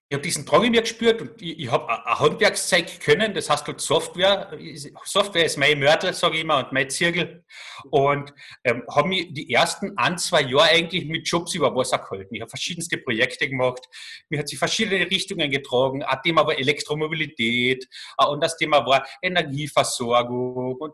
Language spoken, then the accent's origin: German; Carinthia, Austria; Als, als Kärntner hast du natürlich immer einen gewissen Bonus.